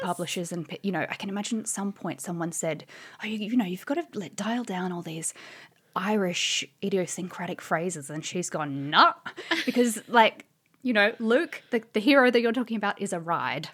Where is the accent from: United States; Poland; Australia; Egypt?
Australia; moved away as an adult; now in London, United Kingdom; as you can probably tell from my voice, I'm originally an Australian. But I've been living in London, uh, for about seven years